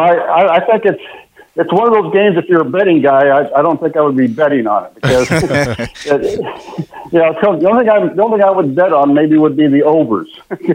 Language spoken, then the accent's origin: English; Nebraska, United States; My Nebraska connection, I was born and raised in Nebraska.